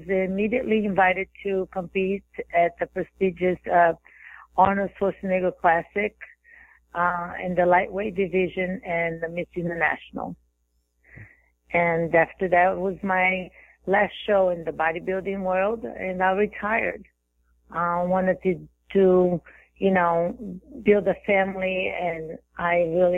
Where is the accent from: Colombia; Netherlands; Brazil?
Brazil; also born or lived in Texas, United States; now in Florida, United States; growing up in Brazil, I had a crazy childhood